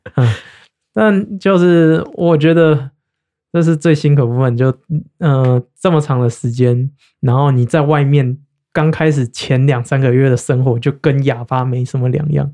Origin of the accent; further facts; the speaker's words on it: Taiwan; moved away; 我是台湾人